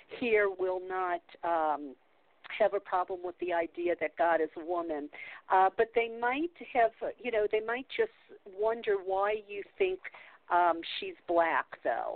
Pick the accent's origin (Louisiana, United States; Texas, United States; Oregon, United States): Louisiana, United States; New Orleans; I grew up in the South. I was born in New Orleans